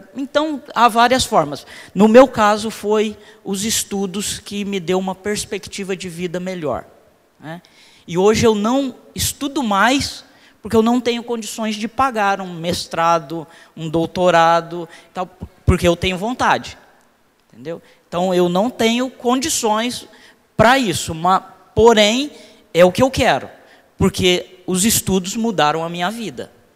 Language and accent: Portuguese; Londrina, Paraná, Brazil; Eu sou do Cincão, moro lá desde os, do, dos, desde os três anos de idade. Então, 39 anos ali no, no Cincão.